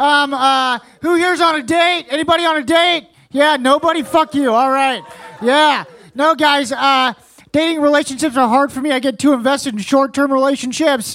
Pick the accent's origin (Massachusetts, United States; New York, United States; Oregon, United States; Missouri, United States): Missouri, United States; I'm from Missouri